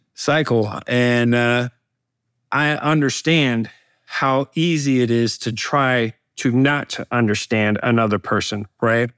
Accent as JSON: {"language": "English", "region": "Alabama", "country": "United States", "said": "my home state of uh, Alabama"}